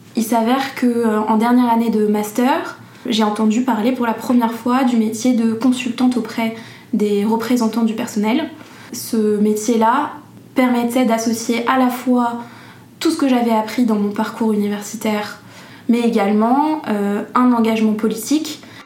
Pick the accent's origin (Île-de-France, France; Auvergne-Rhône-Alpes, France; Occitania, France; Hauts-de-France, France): Île-de-France, France; Paris suburbs; j'ai grandi en banlieue parisienne